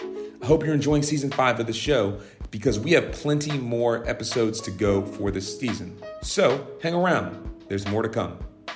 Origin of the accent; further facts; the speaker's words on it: South Carolina, United States; Deborah happened to be speaking in my home state of South Carolina for Martin Luther King Day this year.